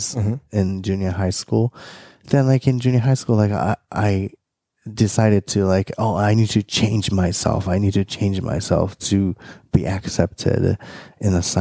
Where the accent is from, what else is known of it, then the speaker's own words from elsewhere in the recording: Japan; moved away; growing up in Japan